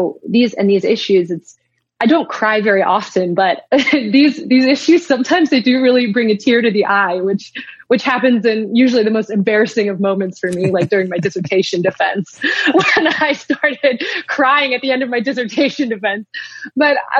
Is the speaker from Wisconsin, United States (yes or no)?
yes; Wisconsin, United States; now in Canada; from detasseling corn in Wisconsin when I was 13